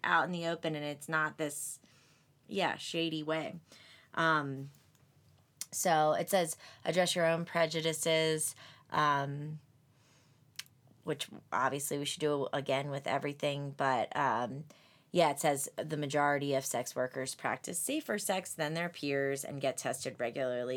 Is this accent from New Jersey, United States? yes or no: yes; Atlantic City, New Jersey, United States; I'm from Atlantic City